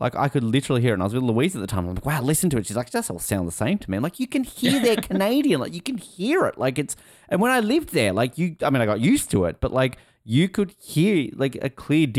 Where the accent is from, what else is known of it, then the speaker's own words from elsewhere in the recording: Australia; People look at you, oh, are you Australian? Yeah, I'm Australian.